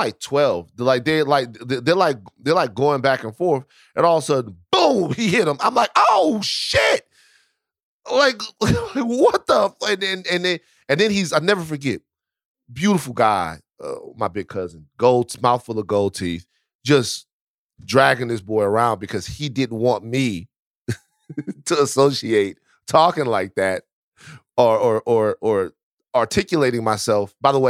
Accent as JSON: {"language": "English", "town": "Baton Rouge", "region": "Louisiana", "country": "United States", "said": "I'm from Baton Rouge, right?"}